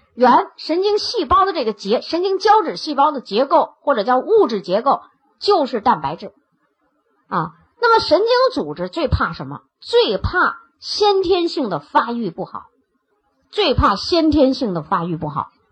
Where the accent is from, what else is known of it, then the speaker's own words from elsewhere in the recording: China; 我们中国人拿这个病毒性感冒从来不当回事儿